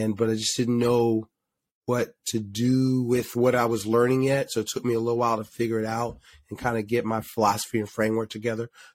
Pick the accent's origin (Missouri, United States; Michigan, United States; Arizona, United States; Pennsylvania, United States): Pennsylvania, United States; Philadelphia; My family owned a supermarket growing up in Philly.